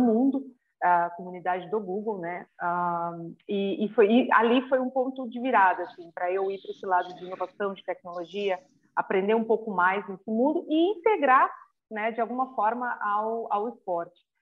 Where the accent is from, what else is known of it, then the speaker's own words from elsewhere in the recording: Curitiba, Paraná, Brazil; sou de Curitiba, né, então joguei nos times lá do Paraná Clube, Curitiba